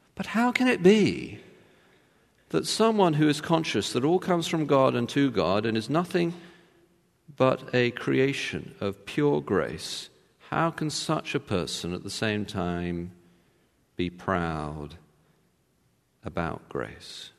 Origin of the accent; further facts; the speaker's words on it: Texas, United States; as you can tell from my accent, I was born in Texas